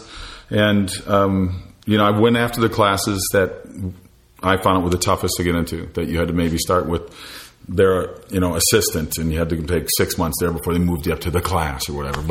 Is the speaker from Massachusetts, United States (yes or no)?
no; Minneapolis, Minnesota, United States; moved away; I'm from the Minneapolis area